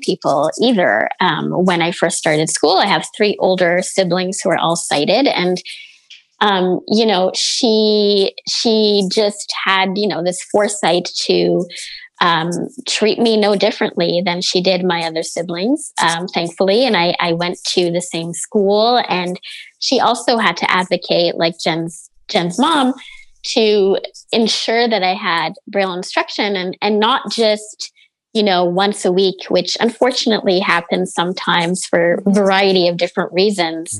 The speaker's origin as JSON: {"language": "English", "town": "Montreal", "region": "Quebec", "country": "Canada", "tie": "born or raised there", "said": "born and raised in Montreal, so I've been here my whole life"}